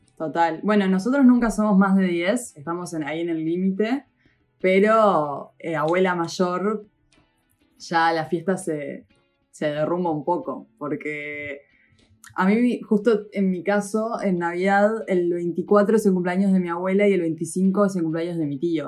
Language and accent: Spanish; Uruguay; en Uruguay